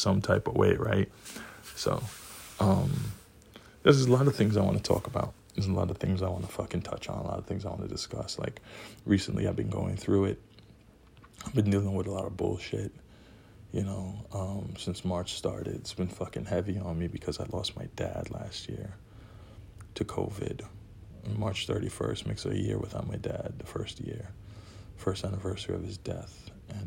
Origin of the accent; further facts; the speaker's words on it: Trinidad & Tobago; now in New York City, United States; I'm from Trinidad. Live in New York City.